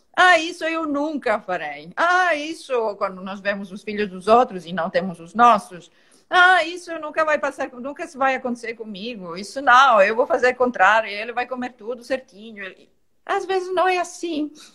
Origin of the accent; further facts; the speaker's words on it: Italy; now in Portugal; Eu sou italiana